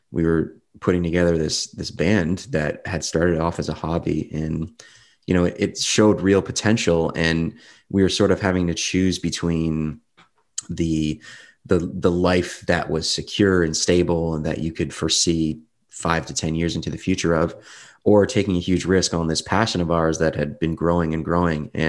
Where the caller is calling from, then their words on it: Windsor, Ontario, Canada; Windsor, Windsor, Ontario, Canada. It's not really what you'd expect from Canada. There's no mountains or snow-topped peaks here